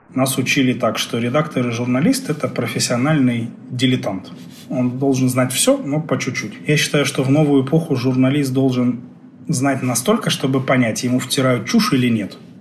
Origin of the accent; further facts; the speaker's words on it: Crimea, Ukraine; moved away as an adult; also born or lived in Kharkiv, Ukraine; now in Kazakhstan; Я не местный, я не казахстанец. Я родился и вырос в Крыму